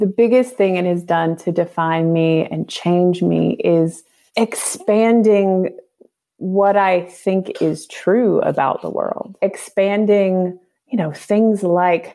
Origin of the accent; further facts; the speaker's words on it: United States; moved away as an adult; as someone growing up in North America